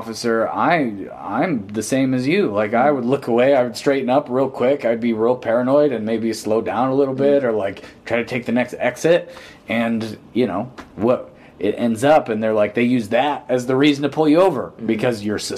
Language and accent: English; Pontiac, Michigan, United States; I'm from Pontiac